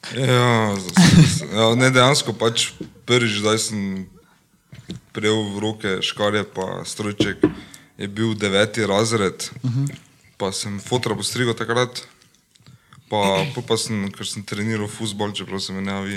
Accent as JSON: {"language": "Slovenian", "country": "Slovenia", "tie": "born or raised there", "moved": "yes", "lives_now": "Maribor, Slovenia", "said": "doma sem iz Črnljenša"}